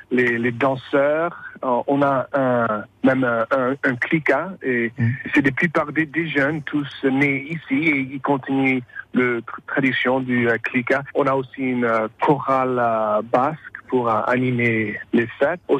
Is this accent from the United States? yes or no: yes; San Francisco, California, United States; moi je suis euh, originaire euh, du ville de San Francisco en Californie. Mon père, euh, il, est, il a immigré d'Auxerre à San Francisco en 1959. Et les, parents de ma mère, ils ont immigré de la Soule dans, les années